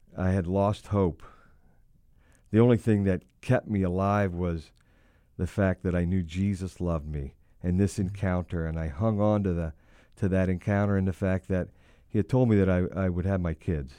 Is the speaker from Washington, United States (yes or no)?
no; Hershey, Pennsylvania, United States; I was born and raised in the sweetest place on earth, and that would be downtown Hershey, Pennsylvania.